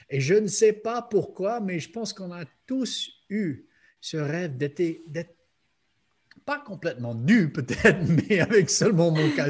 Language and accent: French; United States; je venais des États-Unis très conservatifs